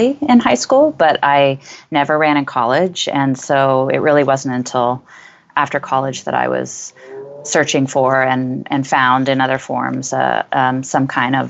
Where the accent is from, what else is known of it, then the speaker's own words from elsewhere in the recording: Berkeley, California, United States; I grew up in Berkeley, California.